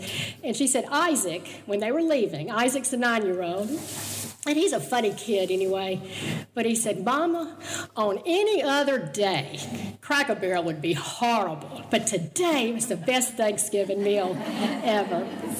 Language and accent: English; Jackson, Mississippi, United States; also born or lived in Baton Rouge, Louisiana / New Orleans, Louisiana; We both grew up in Jackson, Mississippi.